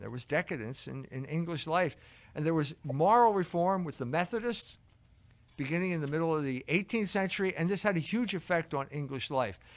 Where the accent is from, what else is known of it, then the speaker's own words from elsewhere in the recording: Philadelphia, Pennsylvania, United States; moved away; I grew up in Philadelphia